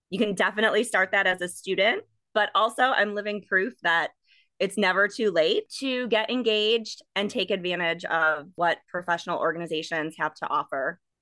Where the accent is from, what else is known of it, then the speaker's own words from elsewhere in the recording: Milwaukee, Wisconsin, United States; moved away as an adult; also born or lived in Madison, Wisconsin; now in Iowa, United States; I was born in Milwaukee and grew up in a suburb of Milwaukee in Wisconsin.